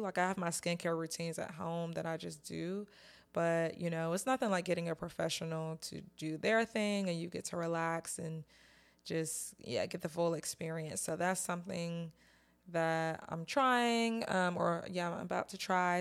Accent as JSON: {"language": "English", "region": "North Carolina", "country": "United States", "moved": "yes", "said": "I'm from North Carolina, but I don't live there anymore"}